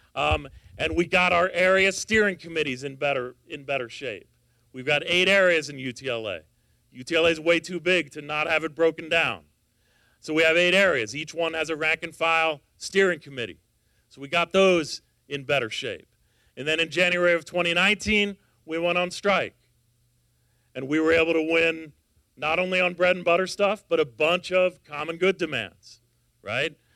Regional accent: Los Angeles, California, United States; I'm from Los Angeles

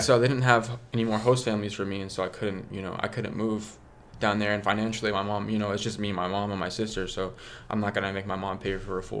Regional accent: Tulsa, Oklahoma, United States; No. My family's from Guatemala. I'm from here. So I was born and raised in Tulsa, Oklahoma. My mom's from California.

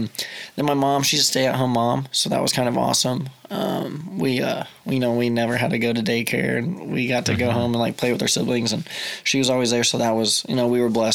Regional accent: Tuttle, Oklahoma, United States; also born or lived in Mustang, Oklahoma; I moved to Tuttle. I lived in Mustang till fourth grade, which is just across the river. And I moved to Tuttle when I was in fifth grade.

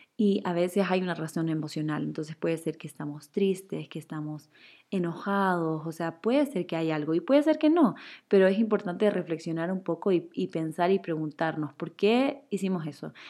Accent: Chile; now in Ecuador; Yo soy chilena, pero vivo en Ecuador hace 10, creo que ya 12 años

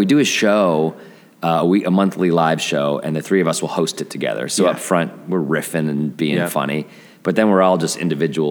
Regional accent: Denver, Colorado, United States; you know, we're all from Denver.

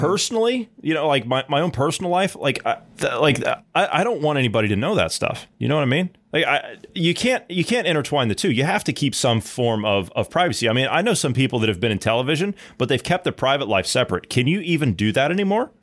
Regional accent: United States; as an American

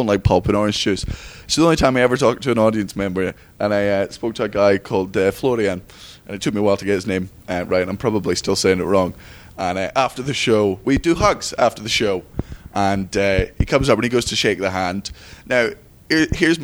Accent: Scotland, United Kingdom; I'm Scottish.

